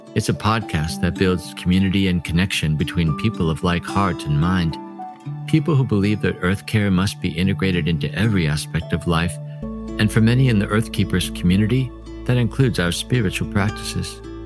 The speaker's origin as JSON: {"language": "English", "town": "Seattle", "region": "Washington", "country": "United States", "tie": "born or raised there", "also_born_or_lived": "Istanbul / Chicago / Vancouver", "moved": "yes", "said": "I was born and raised in Seattle"}